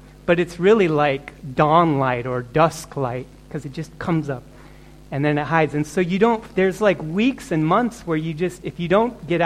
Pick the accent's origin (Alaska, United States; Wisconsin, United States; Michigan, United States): Alaska, United States; Fairbanks; moved away; also born or lived in Cleveland, Ohio; Some 9 months, she brought me up to a place called Alaska and to a town called Fairbanks